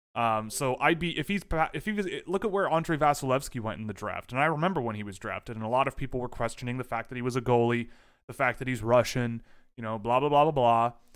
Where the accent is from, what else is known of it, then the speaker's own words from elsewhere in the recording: Canada; We are extraordinarily Canadian